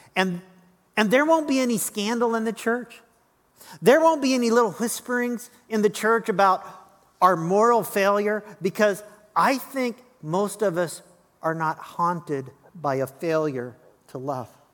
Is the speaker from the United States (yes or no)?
yes; Lincoln, Illinois, United States; moved away; also born or lived in Las Vegas, Nevada; my hometown of Lincoln